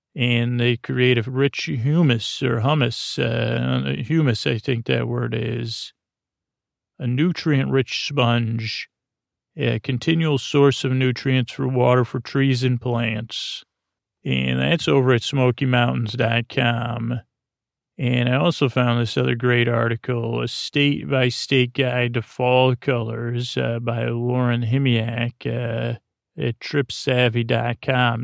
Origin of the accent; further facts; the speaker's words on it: Syracuse, New York, United States; first language English; I come from Syracuse, New York.